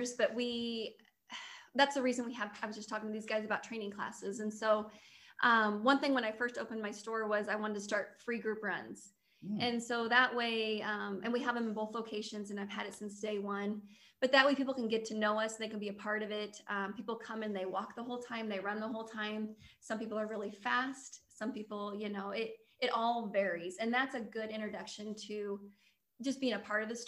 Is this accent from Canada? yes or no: no; Lincoln, Nebraska, United States; I'm from Lincoln, married and have four girls